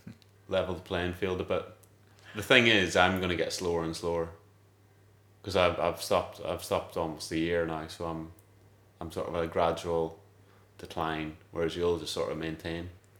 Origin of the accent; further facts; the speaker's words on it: Donegal, Ulster, Ireland; I am from Donegal, so the sort of rallying is in my blood, really.